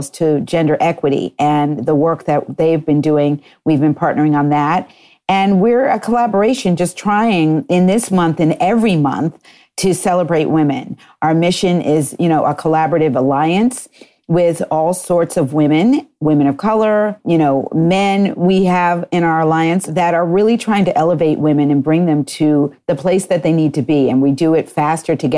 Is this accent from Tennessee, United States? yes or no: no; Wellesley, Massachusetts, United States; moved away as an adult; also born or lived in Connecticut; And then I grew up actually and graduated from high school in Wellesley, Massachusetts